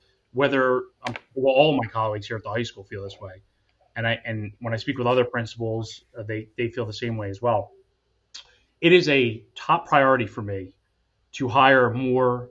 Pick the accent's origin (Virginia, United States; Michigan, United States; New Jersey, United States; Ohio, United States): New Jersey, United States; Atco; I was raised in a white household. I grew up in Akko, which is primarily white.